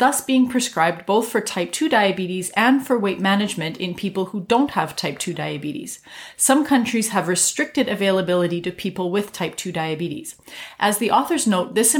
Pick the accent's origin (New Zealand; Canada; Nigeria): Canada; I'm a Canadian physician